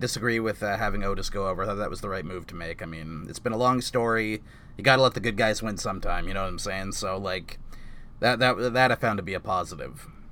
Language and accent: English; Canada; I'm a Canadian